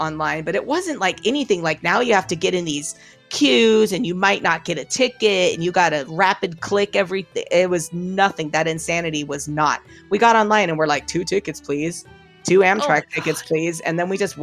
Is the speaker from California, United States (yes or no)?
yes; San Diego, California, United States; I grew up in San Diego